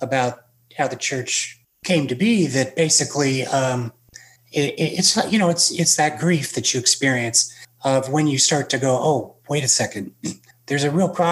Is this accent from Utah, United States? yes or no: yes; Salt Lake City, Utah, United States; I grew up in Salt Lake City